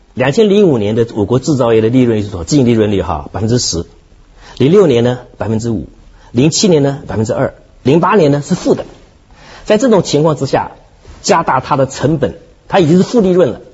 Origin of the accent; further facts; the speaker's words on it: Hong Kong; 我们香港人